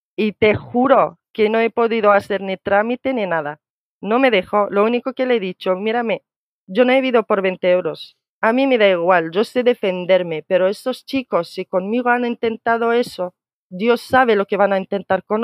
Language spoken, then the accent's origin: Spanish; Morocco; now in Spain; te digo marroquí